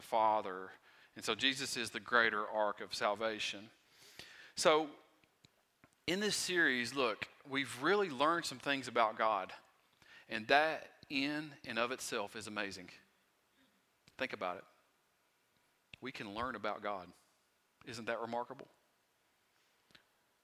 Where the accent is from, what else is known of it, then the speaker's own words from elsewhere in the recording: Wise County, Virginia, United States; I am from Wise County, Virginia, okay? And my accent, sometimes I have trouble speaking